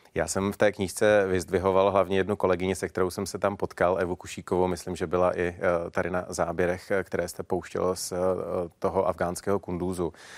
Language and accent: Czech; Czechia; my jako Češi